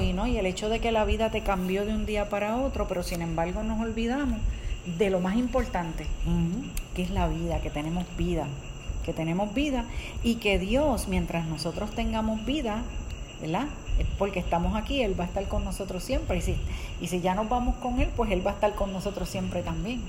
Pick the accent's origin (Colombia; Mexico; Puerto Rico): Puerto Rico; nosotros somos de Puerto Rico y en el 2017 nosotros pasamos por el huracán María.